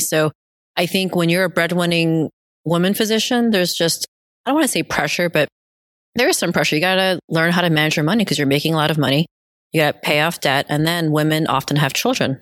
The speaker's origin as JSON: {"language": "English", "region": "central New Jersey", "country": "United States", "tie": "born or raised there", "also_born_or_lived": "South Korea / New York City", "said": "I was actually born in Korea, South Korea. We moved here when I was two, going back a little bit before eighth grade. But fast forward to eighth grade, I was living in New Jersey, central New Jersey"}